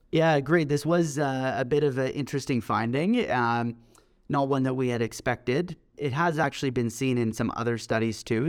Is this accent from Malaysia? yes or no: no; Toronto, Ontario, Canada; also born or lived in Scotland / Manchester, England / Hamilton, Ontario; I grew up in Toronto, in Canada, and after I finished high school here, I moved to the U K